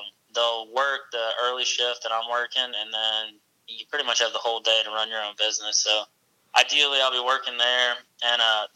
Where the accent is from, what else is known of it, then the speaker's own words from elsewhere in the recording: Lexington, South Carolina, United States; I'm from Lexington, South Carolina. I've pretty much grown up here my whole life.